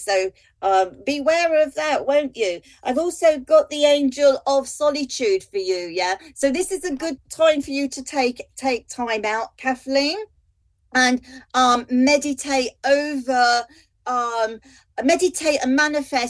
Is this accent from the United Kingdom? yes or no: yes; London, United Kingdom; Being a Londoner